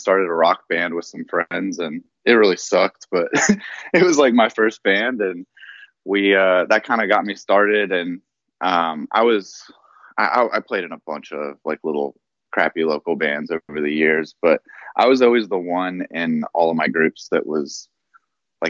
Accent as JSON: {"language": "English", "region": "Oklahoma", "country": "United States", "tie": "born or raised there", "also_born_or_lived": "Denver / Las Vegas", "moved": "as an adult", "said": "through junior high, I went to Berryhill, and then I transferred in high school to like a much larger school called Charles Page."}